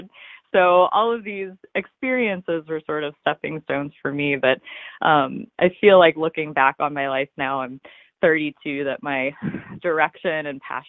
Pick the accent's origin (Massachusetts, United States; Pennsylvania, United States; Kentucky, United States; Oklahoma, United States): Kentucky, United States; Ohio, Kentucky near Cincinnati, United States; I grew up in Kentucky near Cincinnati, Ohio